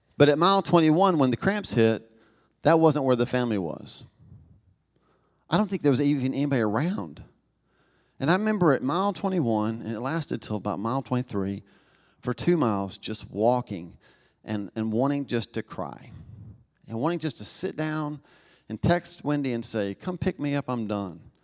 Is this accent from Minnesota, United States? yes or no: no; Knoxville, Tennessee, United States; accent: Southern; I was born in Knoxville, Tennessee, in the South, you know, it, I'm marked by that, right? Um, I don't think I have an accent, but I've been to other parts of the country and world and found out that apparently I do, y'all